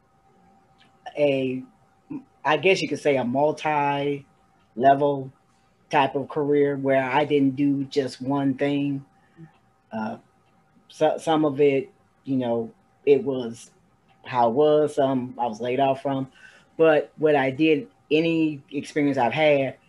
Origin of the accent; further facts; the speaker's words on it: Toledo, Ohio, United States; my hometown, Toledo, Ohio